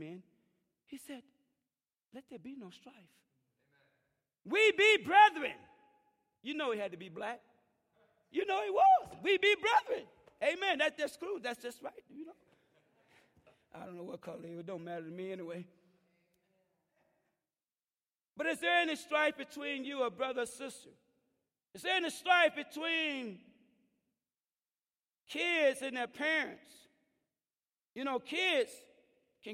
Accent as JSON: {"language": "English", "region": "Mississippi", "country": "United States", "tie": "born or raised there", "moved": "yes", "said": "going back to Mississippi, and I remember my friend, one of my hometown, I grew up with him"}